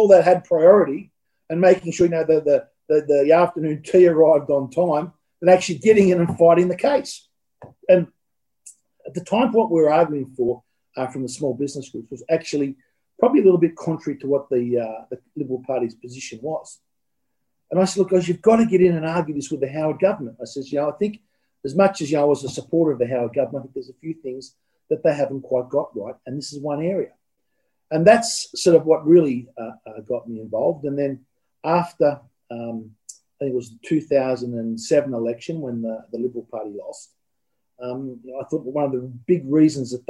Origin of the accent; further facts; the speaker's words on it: Sydney, New South Wales, Australia; I grew up in Peakhurst, a bit of a middle-class suburb down in the south of Sydney.